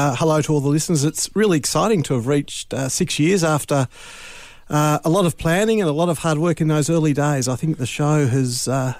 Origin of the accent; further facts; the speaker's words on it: Launceston, Tasmania, Australia; moved away as an adult; also born or lived in Melbourne; Well, I guess I grew up in Launceston, and I went away for about a dozen years in my late 20s and came back in my very early 40s.